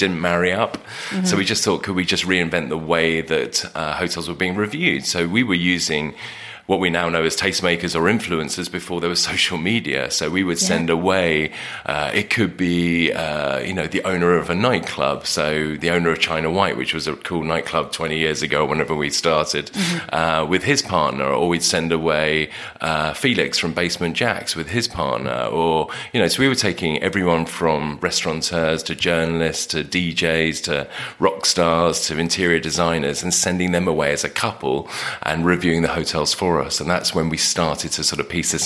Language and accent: English; England, United Kingdom; we're English.